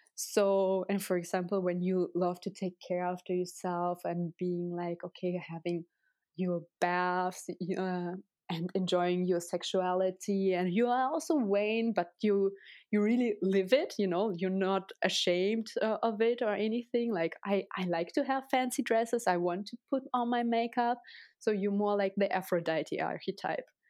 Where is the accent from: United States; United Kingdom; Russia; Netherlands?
Russia; English is a second language; moved away; I was born and raised in Russia